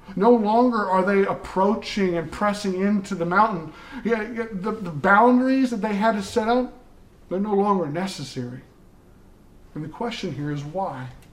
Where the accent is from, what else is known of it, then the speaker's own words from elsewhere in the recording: the South, United States; growing up in the South